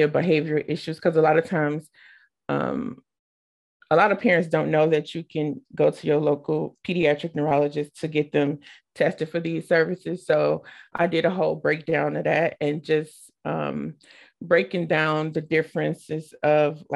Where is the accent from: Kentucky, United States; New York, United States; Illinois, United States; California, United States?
Illinois, United States; Chicago; now in Manchester, United States; I live in Manchester, Iowa. I'm originally from Chicago, Illinois